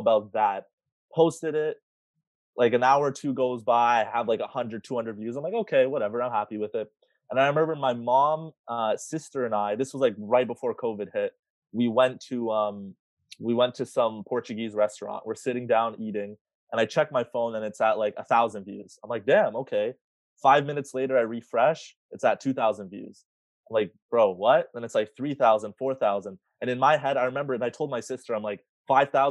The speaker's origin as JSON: {"language": "English", "town": "Ajax", "region": "Ontario", "country": "Canada", "tie": "born or raised there", "said": "I grew up in Ajax, and in my high school"}